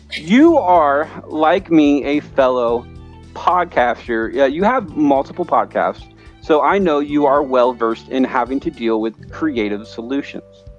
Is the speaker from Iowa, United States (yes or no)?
yes; Iowa, United States; I'm from Iowa.